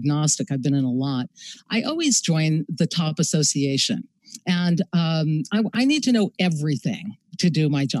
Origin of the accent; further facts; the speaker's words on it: Los Angeles, California, United States; moved away as an adult; also born or lived in New York City; I grew up in Venice Beach, California